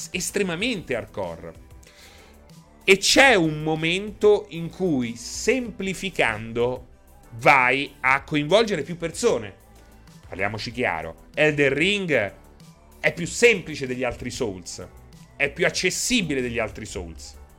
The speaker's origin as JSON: {"language": "Italian", "town": "Rome", "region": "Lazio", "country": "Italy", "said": "noi di Roma"}